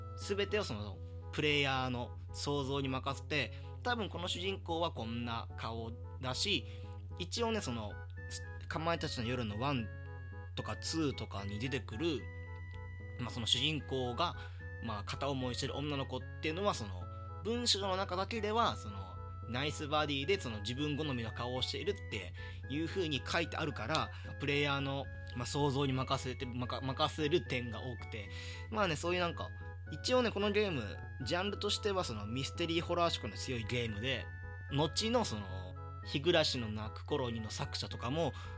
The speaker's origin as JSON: {"language": "Japanese", "region": "rural Hyogo Prefecture", "country": "Japan", "tie": "born or raised there", "moved": "as an adult", "lives_now": "Tokyo, Japan", "said": "兵庫県の田舎から、この、東京にやってきたんだけど、その時の、その、田舎少年の僕"}